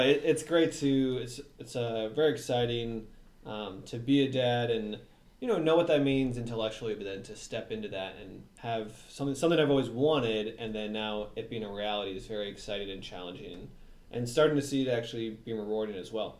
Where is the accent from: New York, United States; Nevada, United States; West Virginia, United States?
New York, United States; New York City; I was born in New York City in New York area